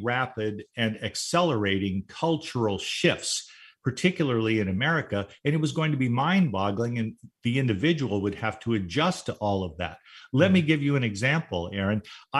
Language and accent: English; Southern California, United States; moved away; also born or lived in Las Vegas, Nevada; I lived in Las Vegas for 5 years. I grew up in Southern California, 7 miles from Disneyland.